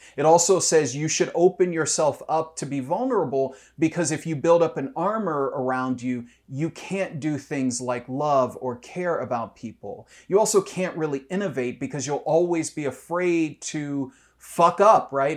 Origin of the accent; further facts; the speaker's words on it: Detroit, Michigan, United States; moved away as an adult; now in Columbus, United States; I'm from Detroit. Uh, uh, there are lots of things that could be said about Detroit, um, but I remember a, a, community that was incredibly vibrant when I was growing up